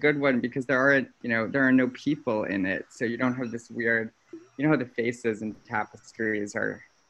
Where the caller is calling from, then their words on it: New York, United States; Just home in New York.